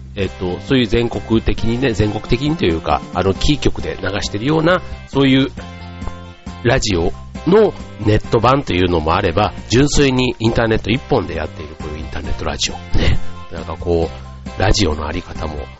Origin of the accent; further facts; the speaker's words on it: Yao, Osaka, Japan; 僕の出身のね、大阪の八尾市というところ